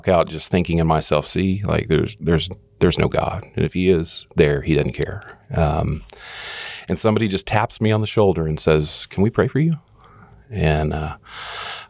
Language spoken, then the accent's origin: English; Kansas City, Missouri, United States; also born or lived in Oklahoma City, Oklahoma; we moved to Kansas City.